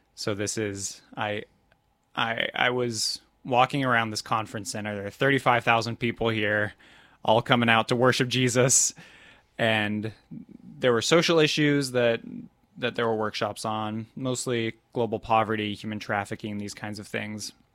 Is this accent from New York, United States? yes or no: no; Topeka, Kansas, United States; I grew up in Topeka, Kansas at a Southern Baptist church